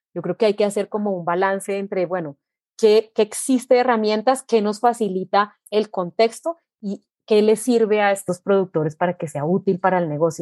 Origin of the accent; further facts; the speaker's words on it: Armenia, Quindío, Colombia; Yo nací en Armenia, mi familia, eh, mis padres, mis abuelos, todos son del eje cafetero